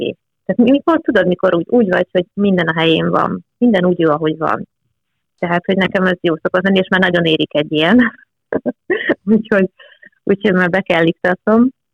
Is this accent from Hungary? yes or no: yes; Eger, Heves, Hungary; itt nőttem fel